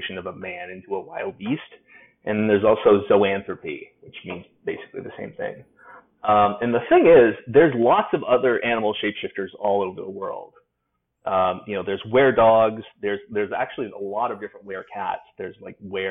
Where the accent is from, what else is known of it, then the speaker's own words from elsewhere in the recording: Alaska, United States; I'm from Alaska, and wolves are more of a thing up there than bears are